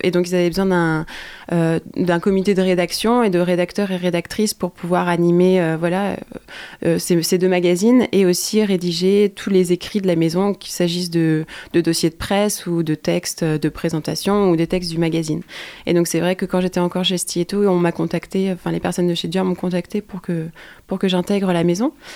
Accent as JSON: {"language": "French", "town": "Quimper", "region": "Brittany", "country": "France", "tie": "born or raised there", "said": "j'ai grandi à Quimper dans une famille modeste entre guillemets"}